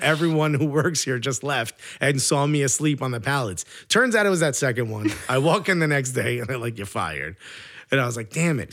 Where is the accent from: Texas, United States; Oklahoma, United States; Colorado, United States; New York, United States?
New York, United States; as a New Yorker